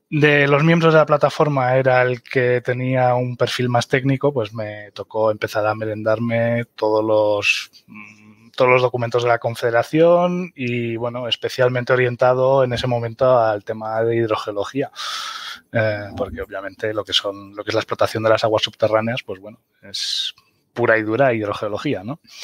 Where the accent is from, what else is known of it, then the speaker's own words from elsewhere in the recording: Mallorca, Balearic Islands, Spain; moved away as an adult; also born or lived in Germany; now in Sierra de Segura, Spain; soy alemán de Mallorca